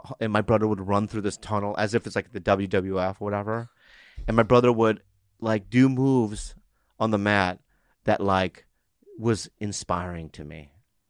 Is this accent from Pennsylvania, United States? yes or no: no; San Diego, California, United States; So I'm from San Diego.